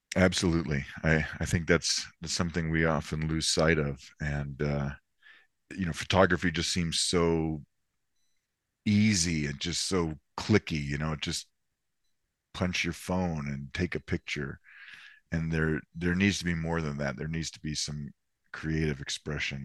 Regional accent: Florida, United States; I grew up in Florida

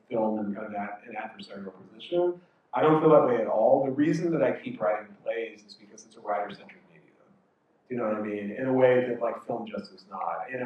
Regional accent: Idaho, United States; also born or lived in Moscow, Idaho; now in New York City, United States; growing up in Idaho.

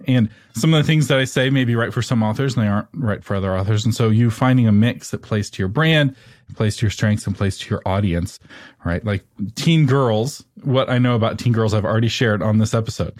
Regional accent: Texas, United States; I'm from Texas.

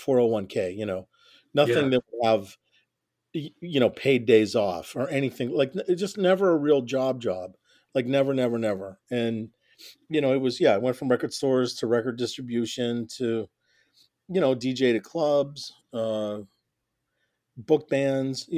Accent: Harmony, Pennsylvania, United States; moved away as an adult; also born or lived in McKeesport, Pennsylvania / Pittsburgh / Portview, Pennsylvania; now in West Coast, United States; I'm from Hermony, Pennsylvania. It's a very small town

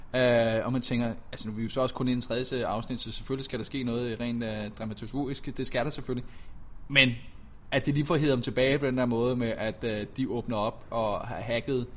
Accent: Denmark

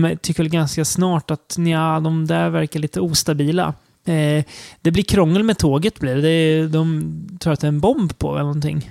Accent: Sweden; som svensk

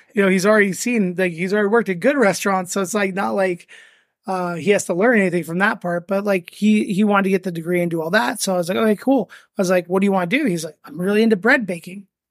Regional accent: Las Vegas, Nevada, United States; moved away as an adult; also born or lived in Venice, California; now in Las Vegas, United States; I am from Vegas

